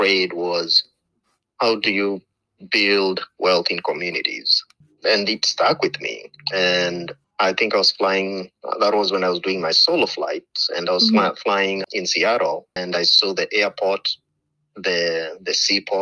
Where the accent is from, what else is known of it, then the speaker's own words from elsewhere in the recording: Kenya; moved away as an adult; now in Portland, United States; I was born and raised in Kenya and came here to the U.S. to study aviation